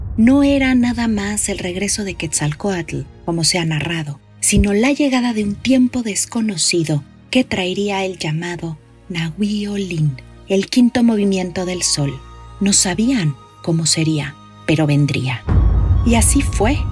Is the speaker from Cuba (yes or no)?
no; Mexico; Los mexicanos somos más guadalupanos que cristianos